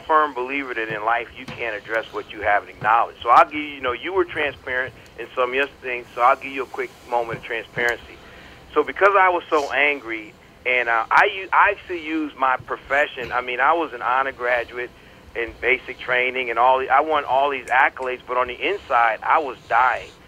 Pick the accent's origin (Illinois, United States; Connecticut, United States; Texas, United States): Connecticut, United States; moved away as an adult; also born or lived in North Carolina; I was born in North Carolina, and then what little growing I did took place in Connecticut